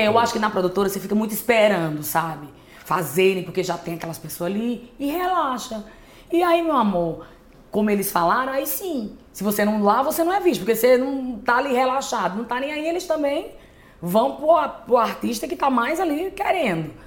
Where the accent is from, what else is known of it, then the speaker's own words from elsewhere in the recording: Juazeiro do Norte, Ceará, Brazil; eu sou do Cariri. Muita gente pensa que eu sou de Iguatu, Né? Mas não, sou de Juazeiro do Norte, Ceará, no, no Cariri.